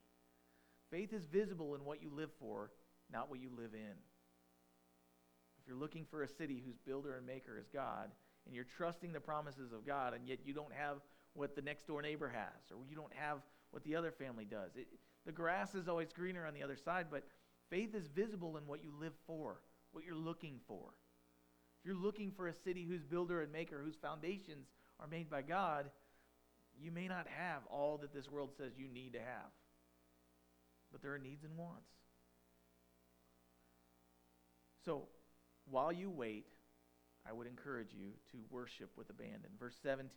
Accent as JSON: {"language": "English", "town": "Farmington", "country": "United States", "tie": "born or raised there", "said": "I'm a farm town boy. I grew up in Farmington"}